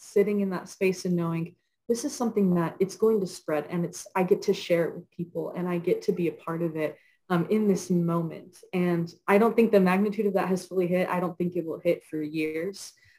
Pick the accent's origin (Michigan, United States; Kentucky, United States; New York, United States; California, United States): Kentucky, United States; Wilmore; And I grew up in Wilmore, so I heard that all my life.